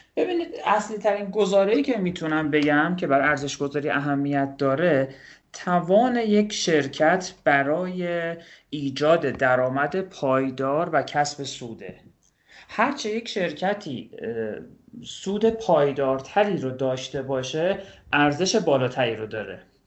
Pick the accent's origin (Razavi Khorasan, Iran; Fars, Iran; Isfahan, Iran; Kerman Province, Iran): Isfahan, Iran; Kashan; اهل کاشانم